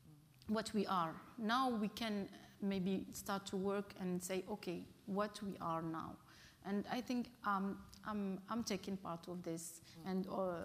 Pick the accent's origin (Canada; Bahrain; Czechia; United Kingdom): Bahrain; I came from Bahrain when I was, with the, I met other artists from Palestine, and actually I spent 1 month in Palestine.